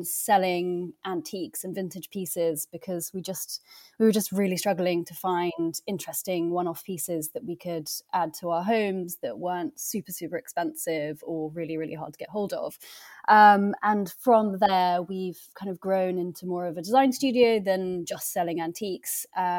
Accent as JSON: {"language": "English", "region": "England", "country": "United Kingdom", "tie": "born or raised there", "also_born_or_lived": "Scotland", "said": "growing up in England, and we lived in Scotland as well for a bit."}